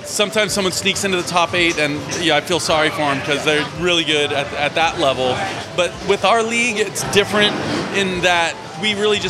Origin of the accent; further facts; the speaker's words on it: Southern California, United States; moved away; also born or lived in Oregon; I grew up in Southern California, moved to Oregon for about 15 years